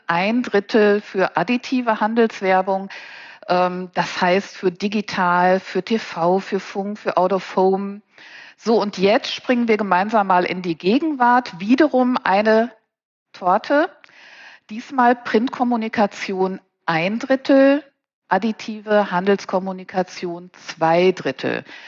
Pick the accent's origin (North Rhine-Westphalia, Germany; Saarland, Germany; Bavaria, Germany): North Rhine-Westphalia, Germany; Paderborn; moved away as an adult; now in Cologne, Germany; ich bin Ostwestfälin mit Leib und Seele. Paderborn ist also meine Heimat